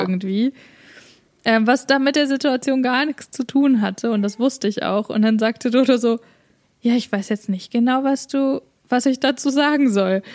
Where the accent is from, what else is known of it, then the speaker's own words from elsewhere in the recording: Germany; now in Canada; wir sind ja beide Deutsche